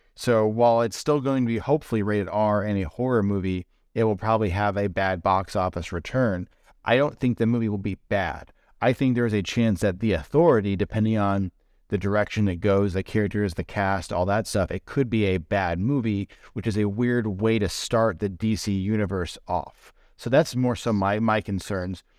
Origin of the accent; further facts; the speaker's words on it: Indiana, United States; we grew up in Indiana, you know, pretty small area